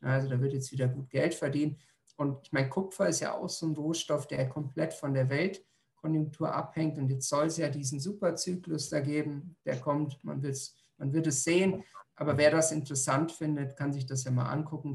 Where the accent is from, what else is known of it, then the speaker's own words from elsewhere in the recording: Germany; now in Indonesia; bei uns in Deutschland